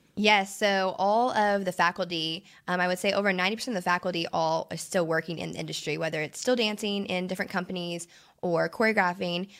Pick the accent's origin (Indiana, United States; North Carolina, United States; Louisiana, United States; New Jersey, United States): Indiana, United States; Princeton; moved away as an adult; also born or lived in New York City; now in Texas, United States; I'm originally from Princeton, Indiana. I, uh, grew up dancing and cheering out there